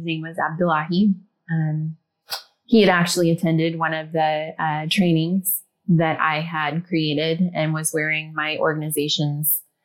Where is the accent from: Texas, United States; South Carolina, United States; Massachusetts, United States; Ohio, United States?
Ohio, United States; I grew up in the Midwest. I'm from Ohio.